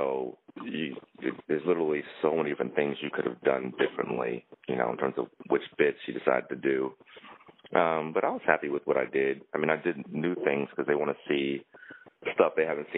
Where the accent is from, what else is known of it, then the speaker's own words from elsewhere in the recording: New York City, New York, United States; also born or lived in Boston; I grew up here in Crown Heights. Where I still live